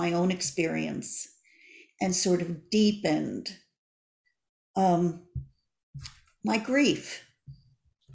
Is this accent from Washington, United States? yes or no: no; Glen Rock, New Jersey, United States; moved away as an adult; also born or lived in Paterson, New Jersey / New York City; now in Los Angeles, United States; Glen Rock will always be my hometown.